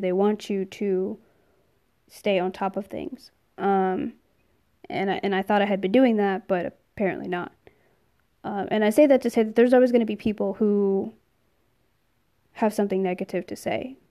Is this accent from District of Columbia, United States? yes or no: no; New Jersey, United States; I'm originally from New Jersey.